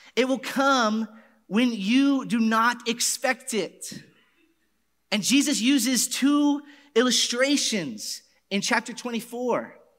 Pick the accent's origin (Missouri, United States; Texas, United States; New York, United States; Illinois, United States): Texas, United States; Garland; my hometown, Garland.